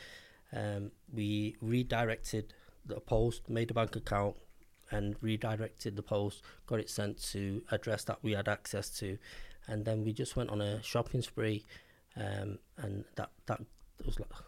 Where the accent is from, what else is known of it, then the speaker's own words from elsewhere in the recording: Manchester, North West England, United Kingdom; I'm from Manchester. I grew up in Cheetah Mill.